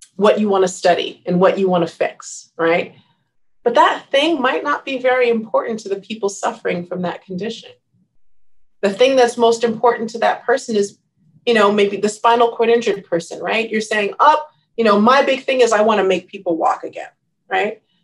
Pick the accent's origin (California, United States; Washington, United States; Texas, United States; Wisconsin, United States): California, United States; Riverside; moved away as an adult; also born or lived in Maryland / Los Angeles; I grew up in Riverside